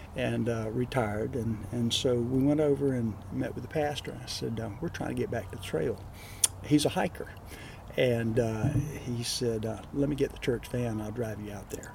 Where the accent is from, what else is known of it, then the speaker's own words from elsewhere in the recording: Alabama, United States; now in Crestview, United States; I grew up in Alabama